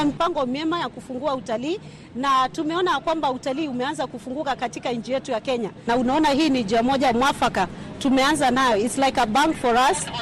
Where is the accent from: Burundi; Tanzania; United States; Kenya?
United States; Los Angeles, California; natokea Los Angeles nchini Marekani.